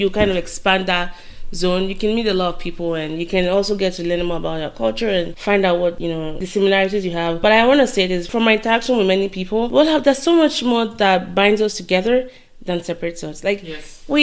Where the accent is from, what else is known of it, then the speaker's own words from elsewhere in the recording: Nigeria; moved away as an adult; also born or lived in Korea / United States; I'm Nigerian